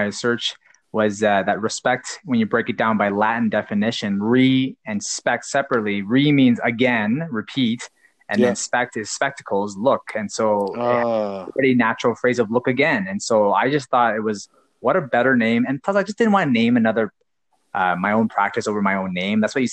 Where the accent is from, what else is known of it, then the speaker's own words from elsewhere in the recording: Calgary, Alberta, Canada; also born or lived in Waterloo, Ontario; I am from Calgary, Cowtown